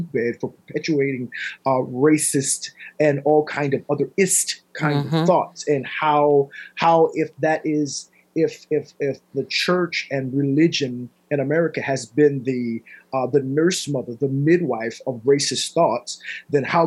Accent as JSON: {"language": "English", "country": "United States", "said": "as an American Christian with a Christian frame of thought and worldview"}